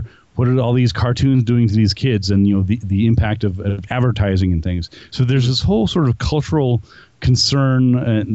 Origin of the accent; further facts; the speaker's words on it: New Mexico, United States; investigations that I've done here in my home state of New Mexico